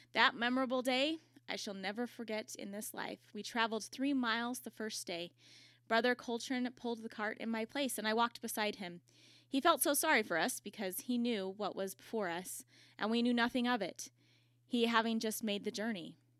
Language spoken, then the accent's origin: English; Utah, United States; I'm from Utah